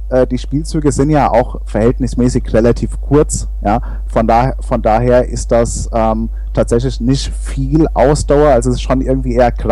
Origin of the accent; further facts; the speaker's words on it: Hesse, Germany; Naja, also es ist, es ist halt, es ist Mittelhessen, wo ich herkomme.